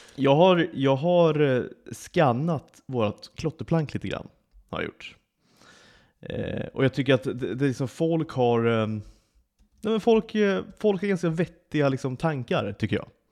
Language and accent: Swedish; Sweden; now in Malta; drar vi hem till Svedala över sommaren